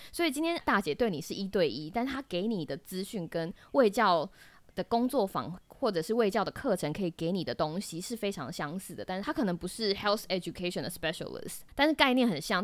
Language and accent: Chinese; Taiwan; moved away as an adult; now in United States; 台湾，就是我的家乡